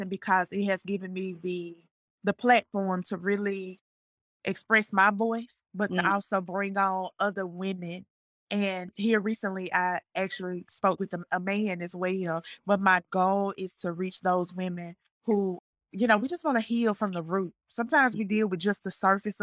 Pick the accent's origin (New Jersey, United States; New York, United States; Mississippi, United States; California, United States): Mississippi, United States; Jackson; moved away as an adult; also born or lived in Hattiesburg, Mississippi / McComb, Mississippi; now in Martinez, Georgia, United States; I am from Jackson, Mississippi. I left Jackson, Mississippi